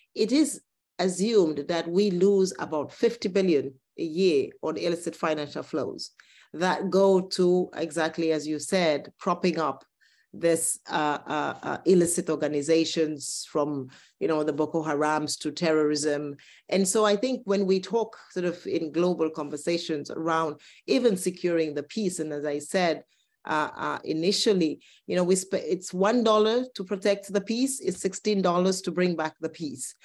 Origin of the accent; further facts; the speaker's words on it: Cameroon; I come from Cameroon